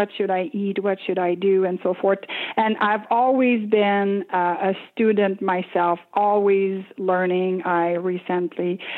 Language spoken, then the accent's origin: English; Quebec, Canada; English is a second language; now in Ottawa, Canada; I grew up in a small town in Quebec, Canada